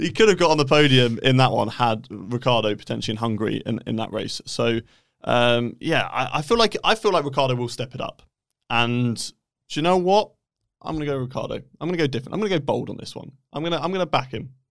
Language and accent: English; United Kingdom; I am British